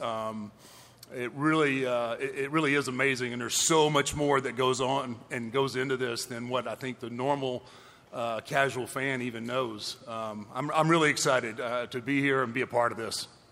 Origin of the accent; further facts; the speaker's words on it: Houston, Texas, United States; in my hometown, in my home state